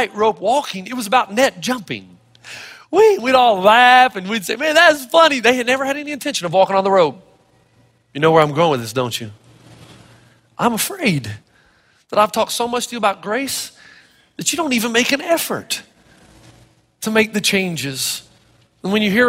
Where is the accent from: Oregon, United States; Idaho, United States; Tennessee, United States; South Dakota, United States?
Tennessee, United States; Elizabethton; moved away; When I was growing up in Elizabethan, Tennessee